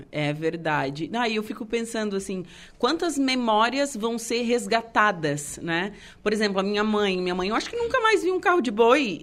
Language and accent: Portuguese; Torres, Rio Grande do Sul, Brazil; eu sou da Vila São João